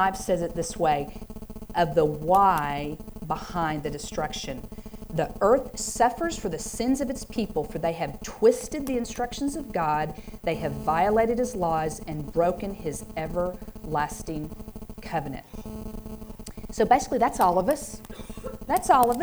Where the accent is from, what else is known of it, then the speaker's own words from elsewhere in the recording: Oklahoma, United States; also born or lived in Stillwater, Oklahoma; I'm from Oklahoma